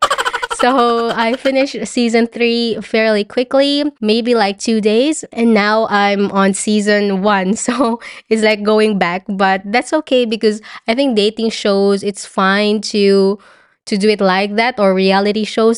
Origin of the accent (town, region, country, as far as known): Philippines; moved away